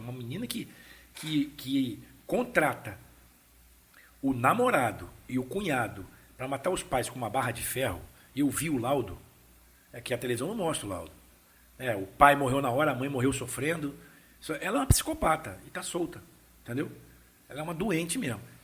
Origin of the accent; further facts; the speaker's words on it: Vila Velha, Espírito Santo, Brazil; also born or lived in Vitória; Eu nasci em Vitória, nasci em né? Vitória. né? Fui criado em Vila Velha, em Vila Nova, bairro de Vila Nova